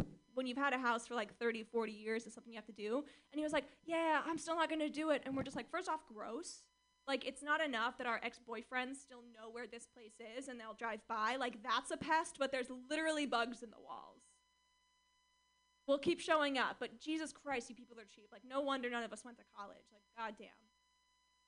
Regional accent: Orange County, California, United States; I grew up in Orange County, California, which is strange.

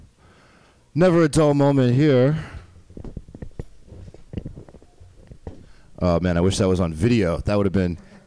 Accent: Westchester County, New York, United States; I'm not really from the city. I lived there for like a year. I'm from the suburbs, Westchester County

